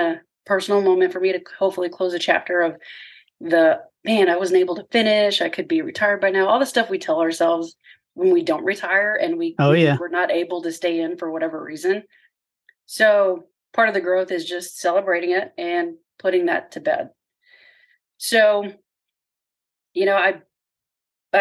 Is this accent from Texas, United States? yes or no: yes; Corpus Christi, Texas, United States; I grew up in Corpus Christi, Texas